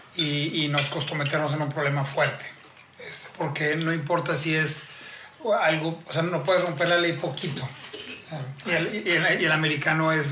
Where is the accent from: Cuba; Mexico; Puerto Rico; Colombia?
Mexico; como mexicano